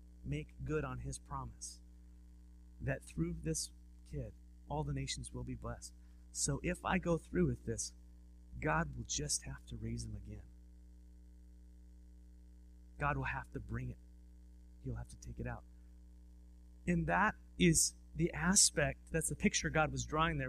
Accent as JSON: {"language": "English", "region": "Southern California", "country": "United States", "moved": "yes", "lives_now": "Walla Walla, United States", "said": "I'm from Southern California"}